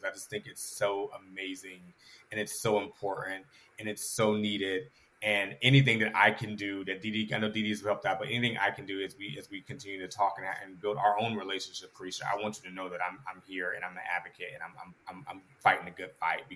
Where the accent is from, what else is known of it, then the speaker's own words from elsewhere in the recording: Atlanta, Georgia, United States; I am born and raised in Atlanta